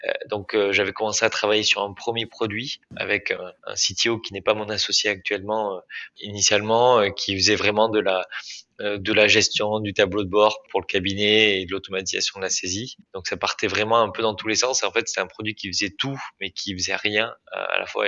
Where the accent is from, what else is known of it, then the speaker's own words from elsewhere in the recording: Bergerac, Nouvelle-Aquitaine, France; je suis originaire de Bergerac en Dordogne